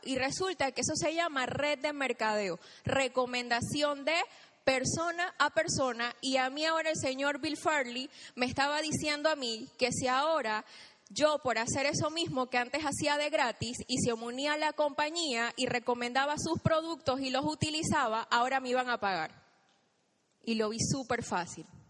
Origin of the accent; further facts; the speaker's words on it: Chiriquí, Panama; moved away as an adult; now in Panama City, Panama; yo soy del interior, soy de Chiriquí, y hace nueve años tomé la decisión de venirme aquí a Panamá